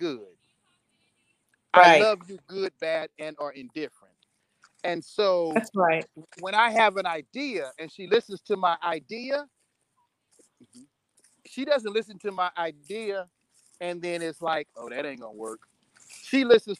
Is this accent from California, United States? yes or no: no; East St. Louis, Illinois, United States; born and raised in East St. Louis